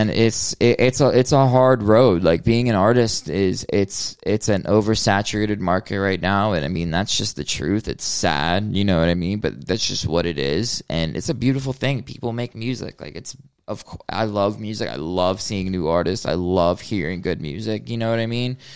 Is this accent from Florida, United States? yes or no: yes; Hollywood, Florida, United States; that's where I was born, um, Hollywood, Florida.